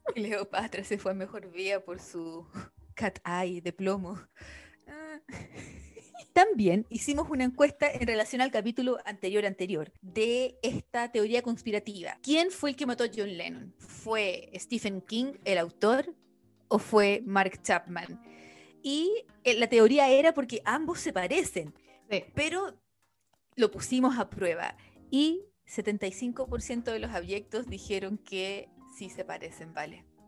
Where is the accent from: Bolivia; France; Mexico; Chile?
Chile; now in Ireland; como chilena